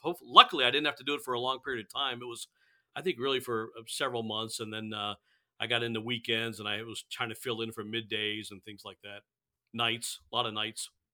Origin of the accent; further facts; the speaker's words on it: Gainesville, Florida, United States; I'm from Gainesville. So, I went to elementary school, middle school, Gainesville Buholtz. So, I'm a Gainesville guy